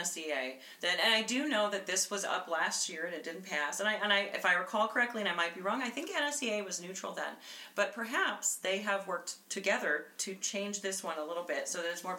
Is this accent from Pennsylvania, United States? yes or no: no; North Platte, Nebraska, United States; moved away; I'm originally from North Platte